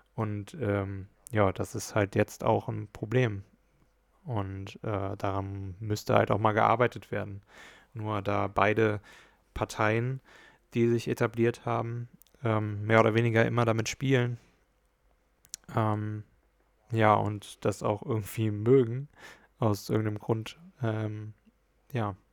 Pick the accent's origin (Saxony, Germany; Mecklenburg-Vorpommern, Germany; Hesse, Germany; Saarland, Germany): Hesse, Germany; bei uns in Hessen